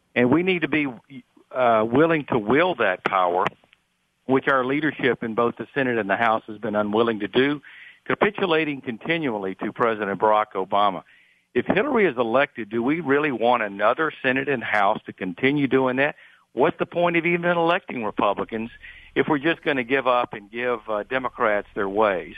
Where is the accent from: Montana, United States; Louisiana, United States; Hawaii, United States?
Louisiana, United States; back home in my hometown